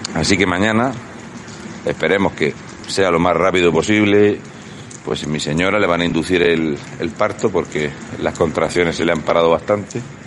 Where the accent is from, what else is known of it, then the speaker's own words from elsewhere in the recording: Region of Murcia, Spain; somos gente de Murcia